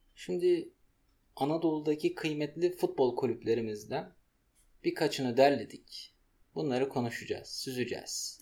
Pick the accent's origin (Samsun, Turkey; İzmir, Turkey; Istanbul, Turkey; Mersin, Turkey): Samsun, Turkey; ben Samsun'da doğup büyüdüm